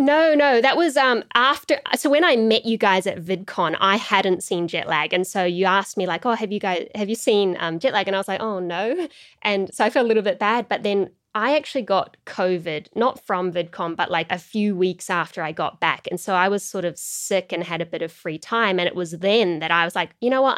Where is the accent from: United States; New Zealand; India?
New Zealand; I was from New Zealand and I lived in this part of the world